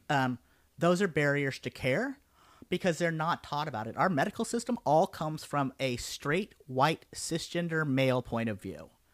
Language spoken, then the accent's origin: English; Denver, Colorado, United States; now in Houston, United States; I was growing up in Denver, and then I moved here to Houston